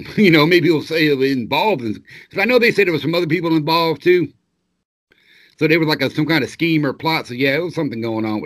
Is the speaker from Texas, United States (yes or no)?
no; Florida, United States; I was raised in Florida